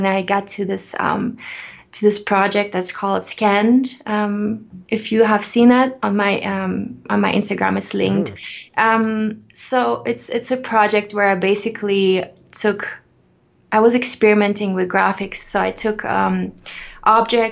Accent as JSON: {"language": "English", "country": "Ukraine", "tie": "born or raised there", "moved": "yes", "lives_now": "Denver, United States", "said": "I was growing up in the Ukraine where I was born."}